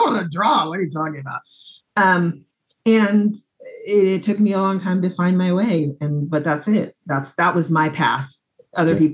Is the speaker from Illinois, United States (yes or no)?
no; Des Moines, Iowa, United States; moved away; also born or lived in Pella, Iowa / Brooklyn, New York; I'm from Iowa. I grew up in Des Moines, Iowa. I was actually born in Pella